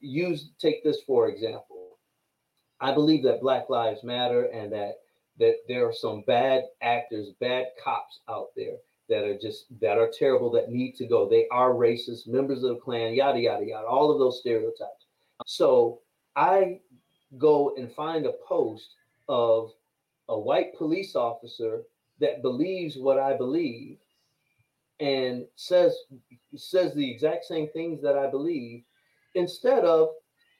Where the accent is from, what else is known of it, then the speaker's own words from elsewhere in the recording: New York, United States; I'm from New York.